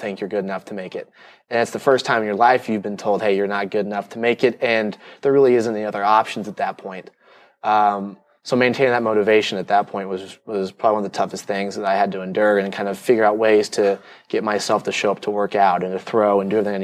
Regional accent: Austin, Texas, United States; I was born and raised here in Austin, Texas

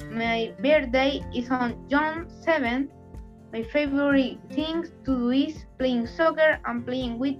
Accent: Chile; I am from Chile. I am in grade 5. I am 10 years old.

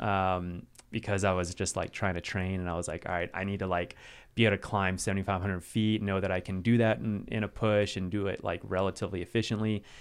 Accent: Asheville, North Carolina, United States; also born or lived in Wisconsin; I was born in Wisconsin, um, and then moved down to North Carolina. So that's kinda where I was raised mostly, um, just outside of Asheville.

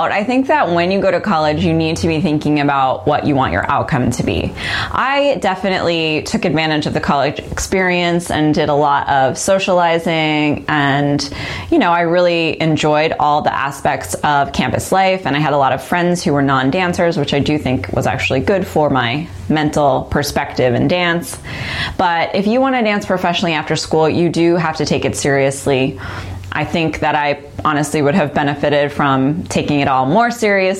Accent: New York, United States; I'm from New York, so I was able to go home and then do auditions in New York

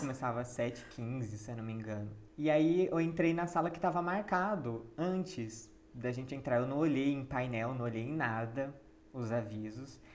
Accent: Jundiaí, São Paulo, Brazil; nós dois somos de Jundiaí

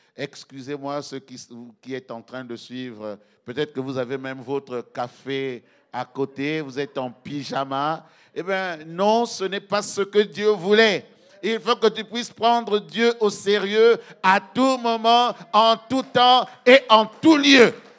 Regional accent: Belgium; chez nous, en Belgique

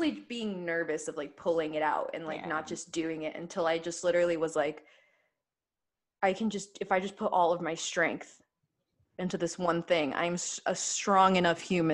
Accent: Ecuador; I was born in Ecuador.

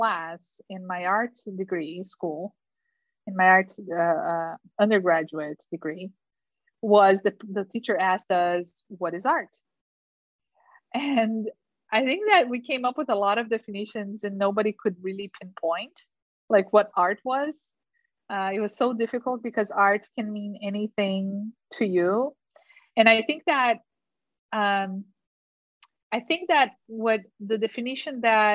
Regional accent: Curitiba, Paraná, Brazil; English is a second language; moved away as an adult; now in United States; Curitiba, which is my hometown

